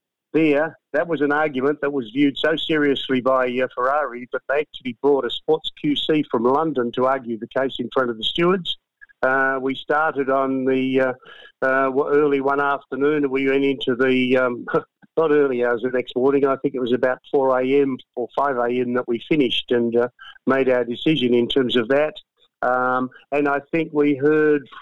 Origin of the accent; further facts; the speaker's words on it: Australia; me as an Australian